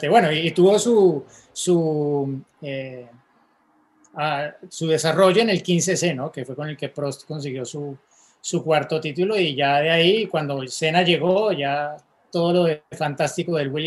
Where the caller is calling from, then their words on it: Mexico City, Mexico; soy de la Ciudad de México